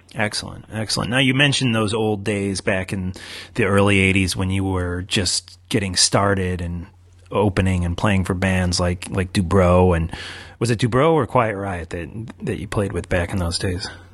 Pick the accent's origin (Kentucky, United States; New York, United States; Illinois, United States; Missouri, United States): New York, United States; New York City; I'm a New Yorker.